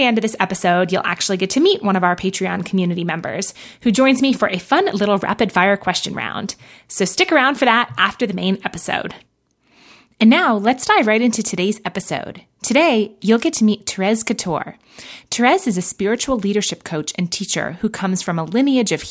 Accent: New York, United States; also born or lived in Los Angeles, California; now in Oregon, United States; I'm from New York originally

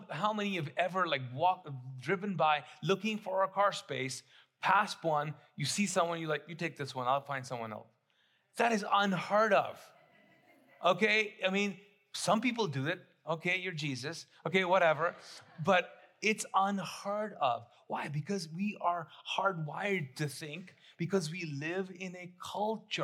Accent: Kuwait; moved away as an adult; now in Charlotte, United States; I grew up in the Middle East, in Kuwait, came here when I was 19

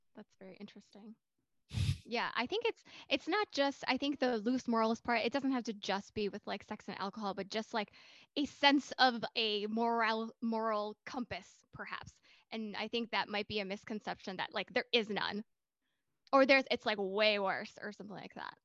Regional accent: United States; we're from the US

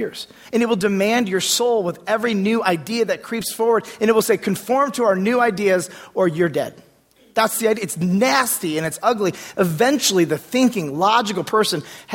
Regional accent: United States; being an American in this place in this time

